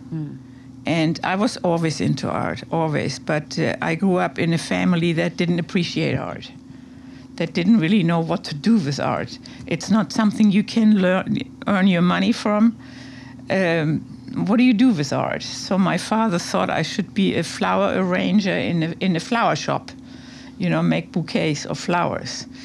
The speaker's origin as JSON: {"language": "English", "region": "Hamburg", "country": "Germany", "tie": "born or raised there", "also_born_or_lived": "Berlin / Colombia / New York", "moved": "as an adult", "lives_now": "Montauk, United States", "said": "that's where I grew up in Hamburg"}